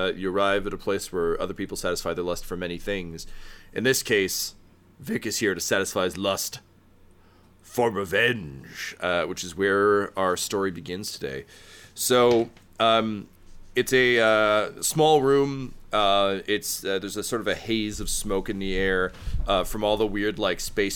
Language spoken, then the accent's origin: English; Mississauga, Ontario, Canada; when I was a kid growing up in Mississauga